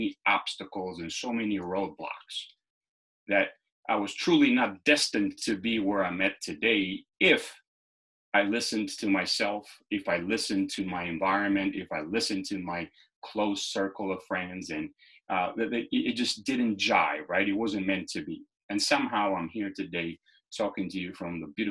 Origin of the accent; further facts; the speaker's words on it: Lushnjë, Fier County, Albania; now in United States; I was born and raised in Lushnja, Albania